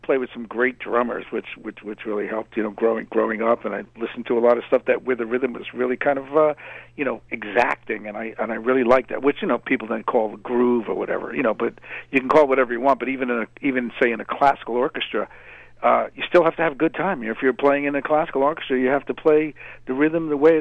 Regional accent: Mamaroneck, New York, United States; also born or lived in Port Chester, New York; I came up in Westchester County, you know, which is in New York State. I grew up in Mamaroneck

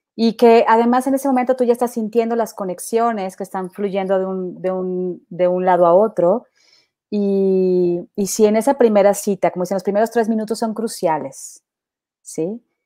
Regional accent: Mexico; now in Colombia; yo vengo de México

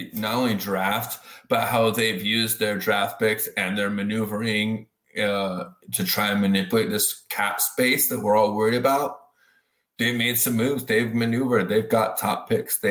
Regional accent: Jacksonville Beach, Florida, United States; I grew up on the Atlantic coast, Jacksonville Beach

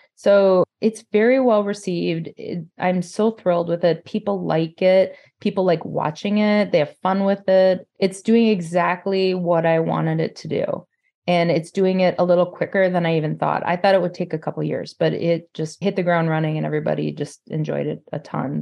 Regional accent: Forest Lake, Minnesota, United States; I'm from Forest Lake, Minnesota.

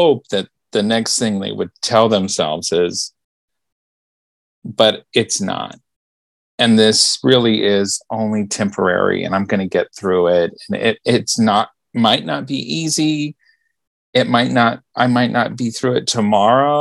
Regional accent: Memphis, Tennessee, United States; I was born in Memphis

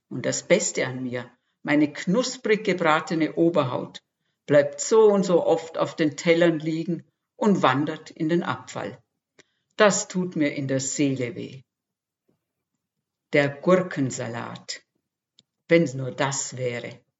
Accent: Austria; Geboren und aufgewachsen bin ich in Österreich. Nach einigen Bürojahren im In- und Ausland hat es mich der Liebe wegen nach Franken verschlagen.

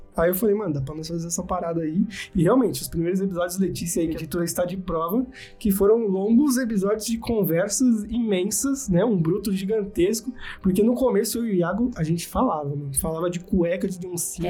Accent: Brazil; a gente é brazuca

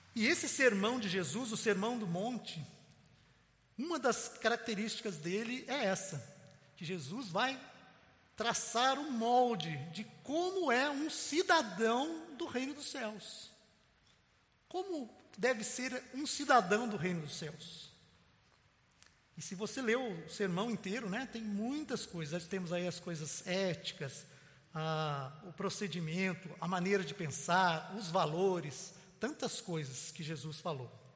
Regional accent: Brazil; Este é o meu Brasil. Eu posso dizer, porque eu nasci aqui, eu sou brasileiro

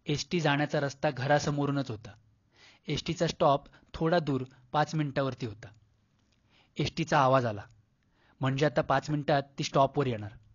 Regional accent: Mumbai, Maharashtra, India; born or raised there; also born or lived in Konkan

